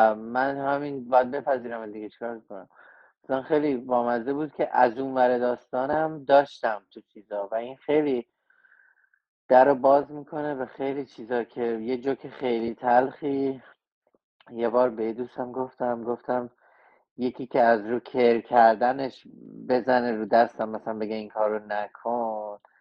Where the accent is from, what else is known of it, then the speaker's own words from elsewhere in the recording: Tehran, Tehran Province, Iran; moved away as an adult; also born or lived in Chicago, United States / Los Angeles, United States; now in United States; من تو جنوب شهر بزرگ شدم تو یافتاباد